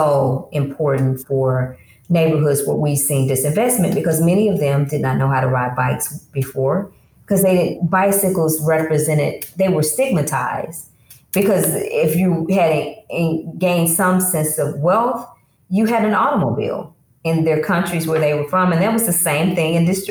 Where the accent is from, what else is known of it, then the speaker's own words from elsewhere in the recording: the South, United States; I grew up Holiness Pentecostal in the South.